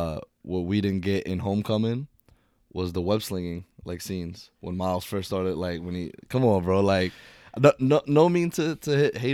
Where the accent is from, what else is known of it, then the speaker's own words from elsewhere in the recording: New York, United States; us growing up in New York